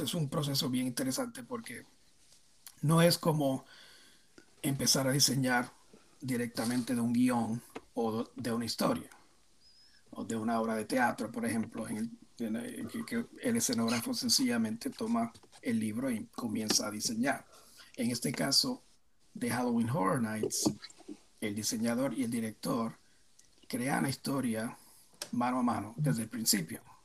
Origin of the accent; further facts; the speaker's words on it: Puerto Rico; yo nací en Puerto Rico y me crié en Puerto Rico